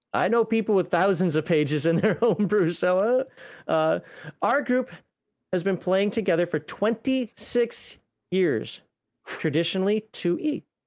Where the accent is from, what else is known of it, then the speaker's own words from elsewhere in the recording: Minnesota, United States; accent: Minnesota; that's my Minnesota accent, and that's one of the few Minnesota words that I'm not gonna be able to get rid